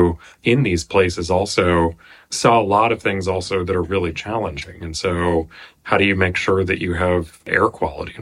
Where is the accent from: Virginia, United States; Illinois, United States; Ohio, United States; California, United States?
Ohio, United States; Athens; also born or lived in Norman, Oklahoma; now in Menlo Park, United States; I was born in Norman, Oklahoma, and later actually also grew up in Athens, Ohio, which is Appalachia and kind of the coal country